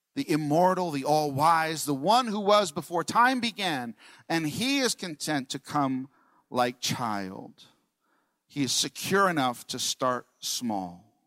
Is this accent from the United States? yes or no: yes; New York, United States; I'm from New York